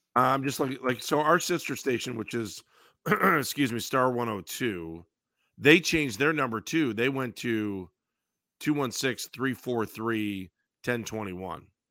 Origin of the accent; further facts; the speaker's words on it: Northeast Ohio, United States; growing up in Northeast Ohio